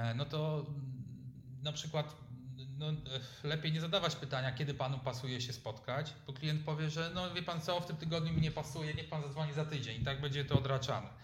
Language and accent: Polish; Lubań, Lower Silesian Voivodeship, Poland; Ja pochodzę z Lubania na Dolnym Śląsku